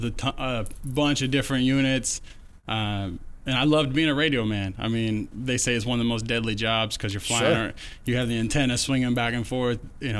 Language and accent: English; Oregon, United States; moved away; I was born and raised in Oregon.